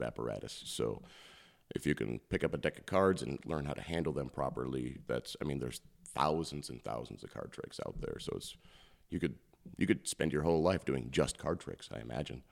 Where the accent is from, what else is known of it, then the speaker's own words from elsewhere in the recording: Postville, Iowa, United States; I'm from Postville